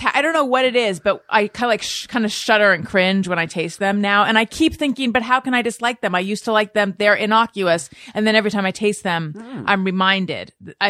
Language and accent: English; Orange County, California, United States; I grew up in Orange County.